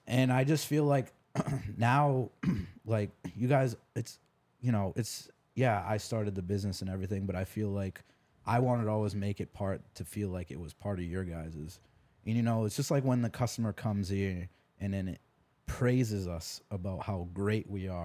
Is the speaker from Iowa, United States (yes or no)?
no; New Hampshire, United States; moved away as an adult; also born or lived in Texas; I'm from New Hampshire, and I moved all the way to Texas when I was twenty years old.